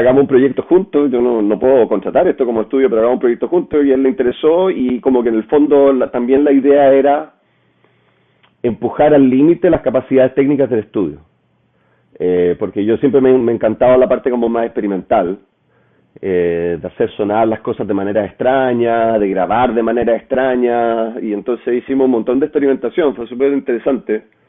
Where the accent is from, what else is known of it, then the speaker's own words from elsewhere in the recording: Chile; moved away as an adult; also born or lived in Paris, France; yo me fui de Chile